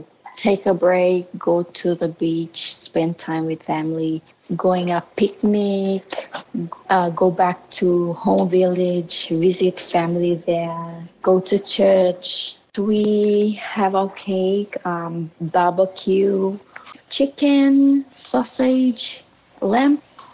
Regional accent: Solomon Islands; I'm from Solomon Islands and I am 30 years old.

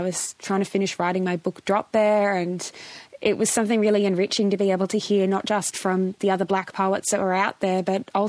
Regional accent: New South Wales, Australia; I'm a Bundjalung girl, but I was born and raised in Darug country, and now I live in Wurundjeri country in Nam.

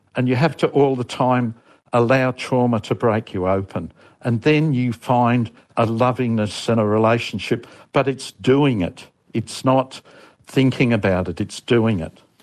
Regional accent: Australia; from Australia and I've had two stuffed marriages

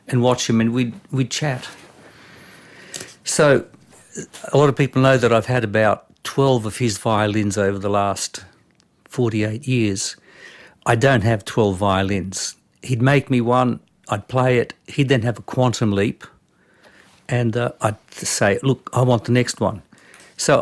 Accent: Brisbane, Queensland, Australia; English is a second language; also born or lived in Concord; I was born in Brisbane, of all places, but I only started speaking English when I was 5, when I went to primary school. So I came from an expatriate Balkan culture

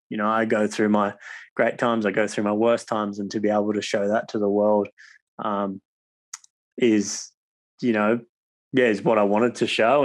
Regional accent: Cronulla, New South Wales, Australia; where I grew up in Cronulla

